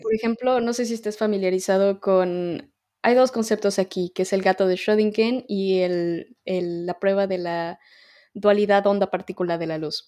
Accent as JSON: {"language": "Spanish", "country": "Mexico", "also_born_or_lived": "Ireland", "moved": "as an adult", "lives_now": "Dublin, Ireland", "said": "La razón por la que yo me salí de México"}